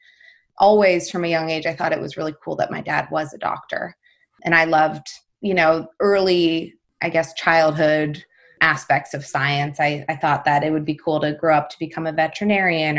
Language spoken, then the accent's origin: English; Las Vegas, Nevada, United States; I'm from Las Vegas